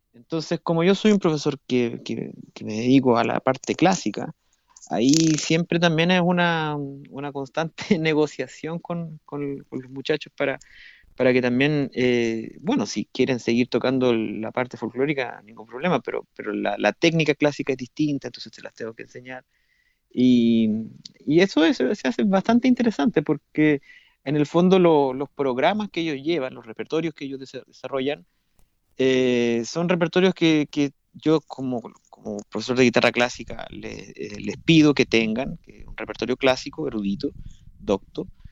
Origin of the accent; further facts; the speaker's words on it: Santiago, Santiago Metropolitan Region, Chile; moved away as an adult; now in Brazil; yo, yo, nací en Santiago de, de Chile